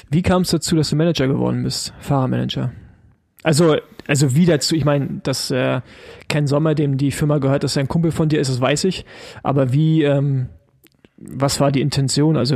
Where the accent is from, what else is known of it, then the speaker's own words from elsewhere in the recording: East Germany, Germany; ich als Ossi, weißt du, alles über Berlin heraus mit drei Autobahnen, überhaupt erstmal ein Flug.